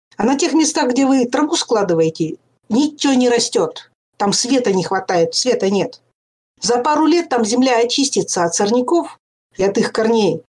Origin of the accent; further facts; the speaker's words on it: Pechora, Komi Republic, Russia; Я же выросла в Печоре